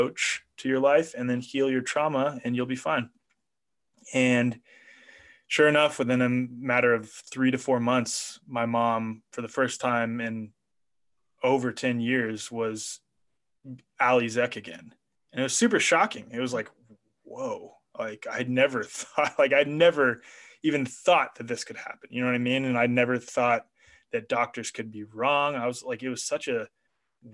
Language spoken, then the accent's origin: English; Kansas City, United States; moved away; also born or lived in New York; I grew up in Kansas City